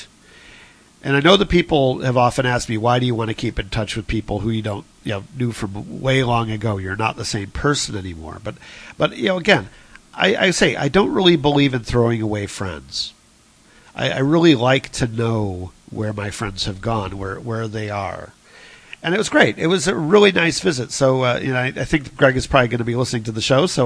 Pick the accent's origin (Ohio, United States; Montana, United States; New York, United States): Ohio, United States; now in Chicago, United States; beautiful state Ohio. It is my home state, and I still think of Ohio as being my home